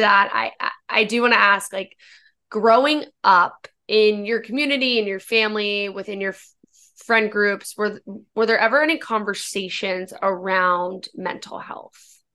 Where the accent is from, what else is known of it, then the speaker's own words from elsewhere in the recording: Northern Virginia, United States; I'm from Virginia and not, not Richmond, I'm from Northern